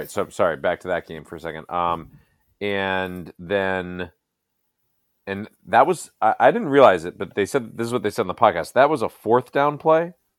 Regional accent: Northern New Jersey, United States; I grew up in New Jersey

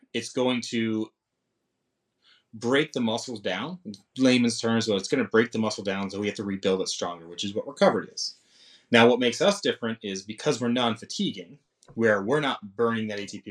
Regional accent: Londonderry, New Hampshire, United States; I grew up in New Hampshire

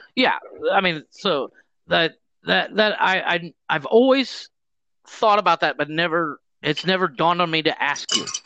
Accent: Mansfield, Ohio, United States; moved away as an adult; now in Cancun, Mexico; I grew up in the Mansfield area.

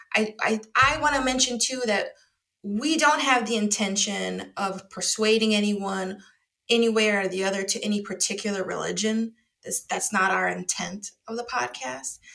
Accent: Wisconsin, United States; now in Chicago, United States; I'm from Wisconsin

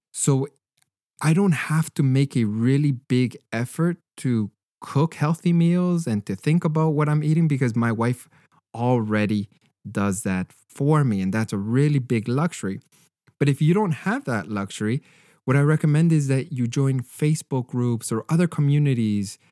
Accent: Canada; as a Canadian

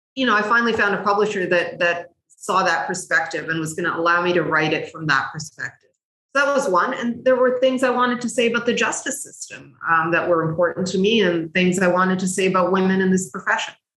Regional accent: Canada; also born or lived in Cairo, Egypt; came to Canada with my family, and we settled here by the time I was about four.

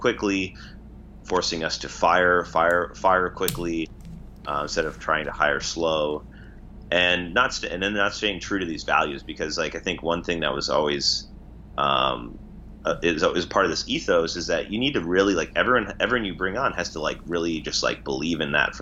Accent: Minnesota, United States; moved away as an adult; now in San Francisco, United States; growing up in Minnesota, working in that sort of business environment.

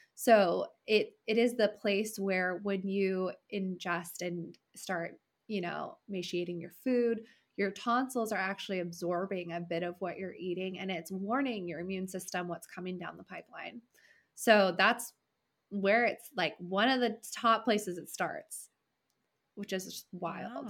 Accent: California, United States; moved away as an adult; also born or lived in Washington State; I'm from California originally

